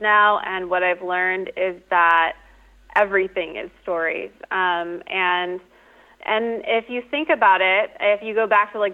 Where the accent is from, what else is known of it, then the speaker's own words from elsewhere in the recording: Midwest, United States; now in Southern California, United States; I'm in Southern California. I'm from the Midwest originally